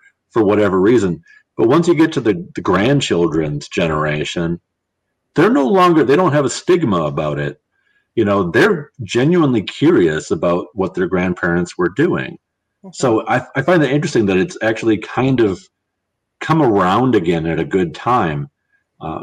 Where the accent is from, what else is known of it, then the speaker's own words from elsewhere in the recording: Wisconsin, United States; I am from Wisconsin, but I'm not from Milwaukee